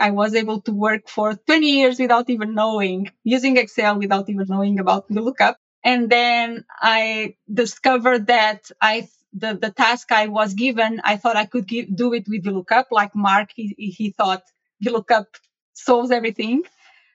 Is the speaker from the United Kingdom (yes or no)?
no; Portugal; I was born and raised. I was raised in Portugal and studied mathematics